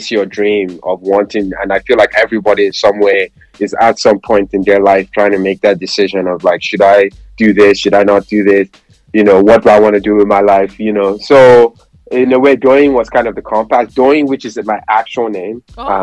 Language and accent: English; Nigeria; I'm Nigerian as well